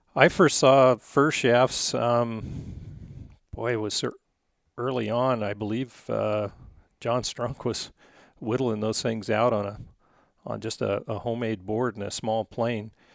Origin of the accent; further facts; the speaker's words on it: Goble, Oregon, United States; I grew up in, uh, a little town of Gobel, Oregon.